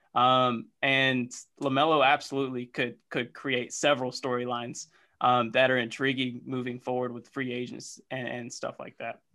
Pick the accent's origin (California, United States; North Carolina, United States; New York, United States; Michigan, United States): North Carolina, United States; growing up in North Carolina